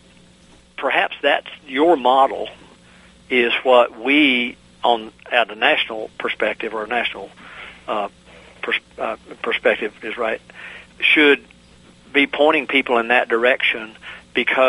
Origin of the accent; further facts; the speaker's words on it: Virginia, United States; my home state of Virginia